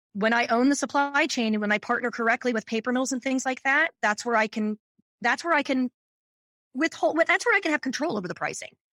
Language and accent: English; Seattle, Washington, United States; also born or lived in New York / San Francisco; now in Long Beach, United States; I was born and raised in Seattle